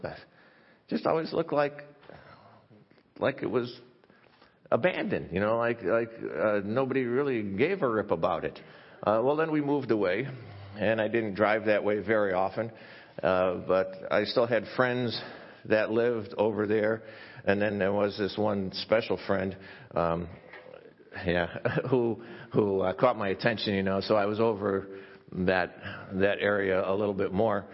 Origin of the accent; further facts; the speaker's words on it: near Chicago, Illinois, United States; I grew up near Chicago, it was in a suburb